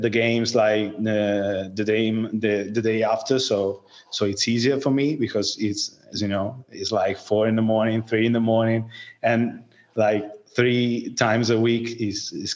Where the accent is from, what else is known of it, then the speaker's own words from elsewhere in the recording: Tuscany, Italy; English is a second language; moved away as an adult; also born or lived in Florence; now in Liguria, Italy; I'm 27, and I'm from Tuscany, but I live in Liguria, that is near Tuscany.